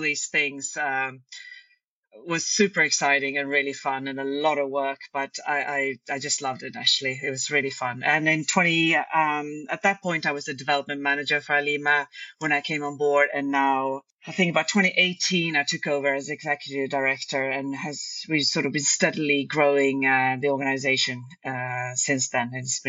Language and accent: English; Stockholm, Stockholm County, Sweden; English is a second language; also born or lived in London; I'm originally from Stockholm, Sweden, and I studied international relations and history at university